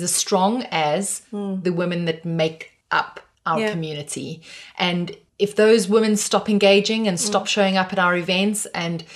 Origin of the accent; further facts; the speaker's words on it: South Africa; I have a South African passport